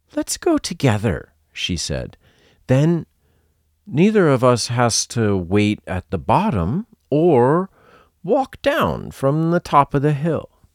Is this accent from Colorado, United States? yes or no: no; Massachusetts, United States; I come from Massachusetts, USA, and when I was a kid, sledding was a big part of winter life